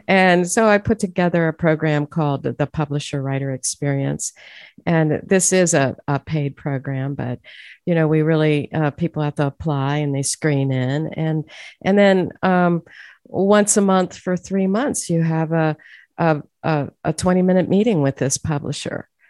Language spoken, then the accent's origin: English; Youngstown, Ohio, United States; moved away as an adult; also born or lived in Pittsburgh, Pennsylvania; now in Nashville, United States; I'm from Youngstown, Ohio, and migrated over there to Pittsburgh